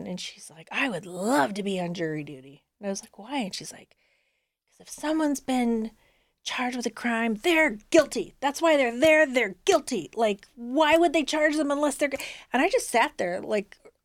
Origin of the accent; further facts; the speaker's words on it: Southern California, United States; now in Cleveland, United States; where I grew up in Southern California